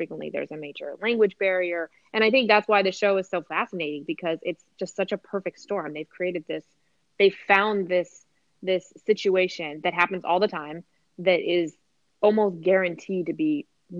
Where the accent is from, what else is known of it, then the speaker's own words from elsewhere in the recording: East Coast, United States; so like I said, I grew up on the East Coast and we had a lot of storms that did knock the power out